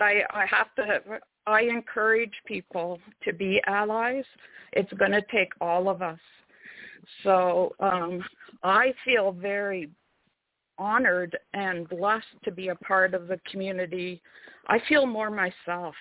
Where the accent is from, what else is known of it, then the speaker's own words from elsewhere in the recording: Sarnia, Ontario, Canada; I was born in Sarnia, Ontario, and there's three First Nation communities all around Sarnia. So I went to school